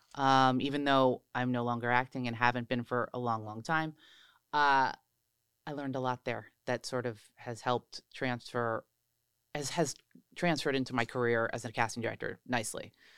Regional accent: New Jersey, United States; moved away as an adult; also born or lived in New York; now in Los Angeles, United States; I'm from New Jersey.

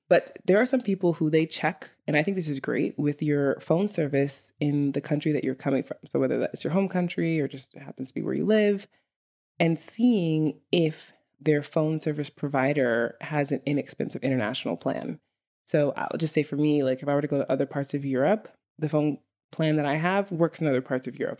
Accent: New York City, New York, United States; moved away as an adult; now in Iceland; a native New Yorker, li-, literally growing up in Brooklyn, New York

